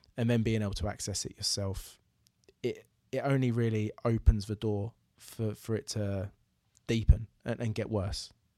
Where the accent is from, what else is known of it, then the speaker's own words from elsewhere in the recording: Braintree, East of England, United Kingdom; moved away; my hometown of Braintree